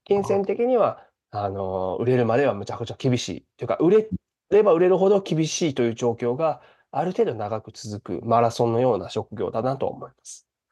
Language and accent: Japanese; Japan; moved away as an adult; now in Chicago, United States; 日本で生まれ育っている